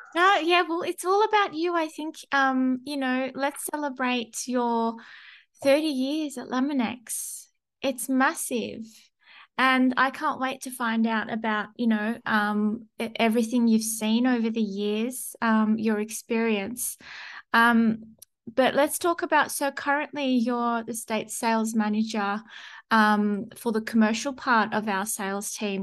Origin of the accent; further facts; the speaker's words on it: Sydney, New South Wales, Australia; moved away; I'm originally from Sydney